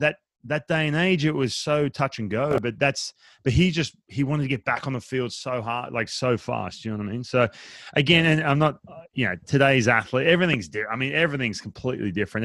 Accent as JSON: {"language": "English", "country": "Australia", "tie": "born or raised there", "moved": "yes", "lives_now": "United States", "said": "I grew up in Australia"}